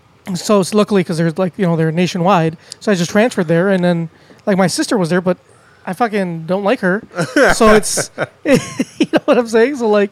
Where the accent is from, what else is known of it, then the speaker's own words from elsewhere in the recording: Chicago, Illinois, United States; also born or lived in Cicero; I was born in Chicago, too.